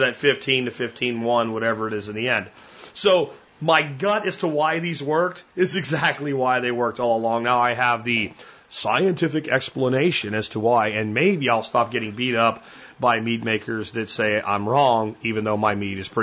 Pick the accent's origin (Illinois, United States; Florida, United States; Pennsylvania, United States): Florida, United States; Jacksonville; I grew up in Florida, Jacksonville, Florida, on the Atlantic coast